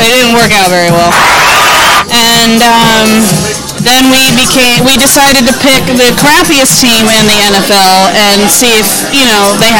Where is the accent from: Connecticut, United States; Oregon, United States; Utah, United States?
Connecticut, United States; Washington; now in West Palm Beach, United States; No, just a little tiny town in Connecticut called Washington. My high school class was 84 people.